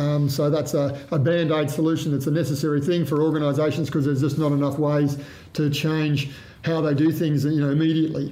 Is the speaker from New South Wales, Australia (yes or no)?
yes; Cowra, New South Wales, Australia; I grew up in Cowra in Western New South Wales